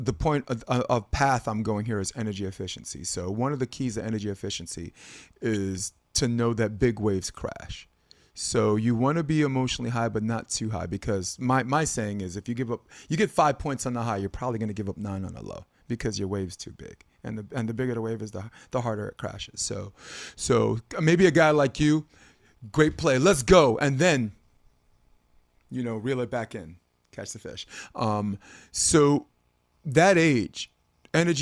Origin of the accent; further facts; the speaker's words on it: New York, United States; I'm a New Yorker